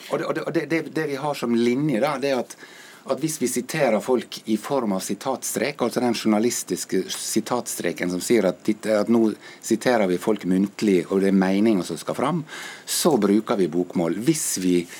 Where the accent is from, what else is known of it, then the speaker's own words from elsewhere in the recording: Ålesund, Møre og Romsdal, Norway; accent: Ålesund dialect; min dialekt, f.eks. Fra Ålesund